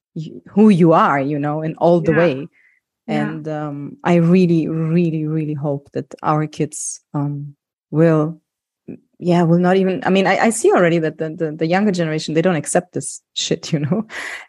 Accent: Germany; me also growing up in Germany to a Greek family

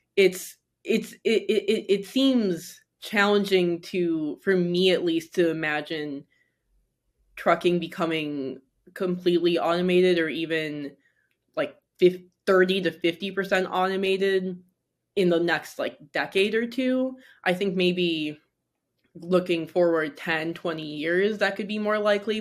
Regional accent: Michigan, United States; now in New York City, United States; growing up in Michigan, now living in New York City

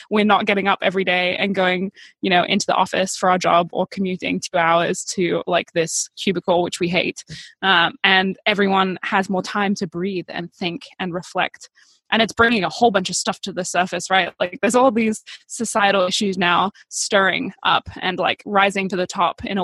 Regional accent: Bali, Indonesia; now in United States; Like my whole life, as far as I can remember, has been surrounded by spiritual entrepreneur types growing up in Bali and then moving to the US

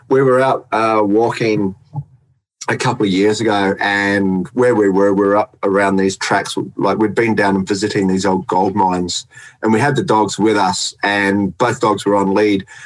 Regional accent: New Zealand; now in Australia; I'm from New Zealand, mate.

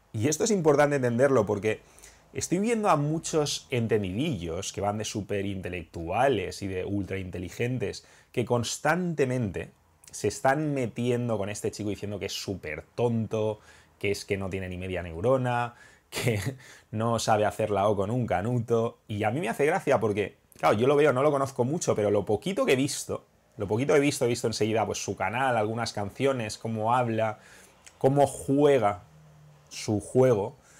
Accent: Spain; mi país

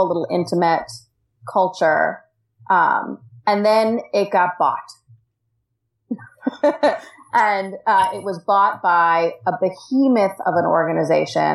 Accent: United States; moved away as an adult; also born or lived in Washington, D.C.; now in Australia; I am an American expat, and I live in the Australian outback

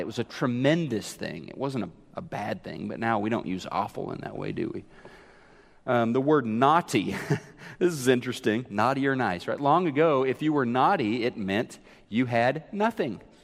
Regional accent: Neosho, Missouri, United States; moved away; I was remembering how we used to go to the skating rink in Neosho, Missouri.

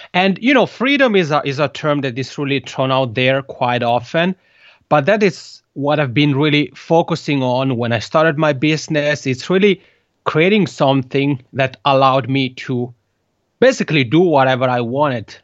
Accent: Italian-speaking part of Switzerland, Italian-speaking Switzerland, Switzerland; first language Italian; English is a second language; moved away as an adult; now in Helsinki, Finland; I have a funny accent is because Italian is my mother tongue. I'm originally from the Italian speaking part of Switzerland

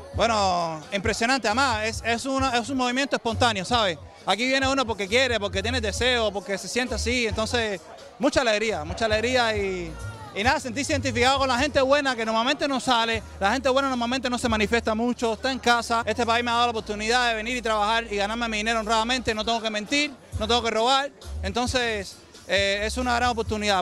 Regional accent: Cuba; now in Miami, United States; somos más cubanos

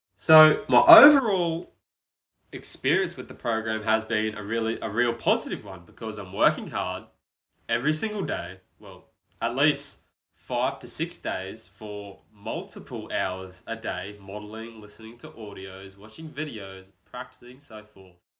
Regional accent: Brisbane, Queensland, Australia; born and raised in Brisbane, Australia

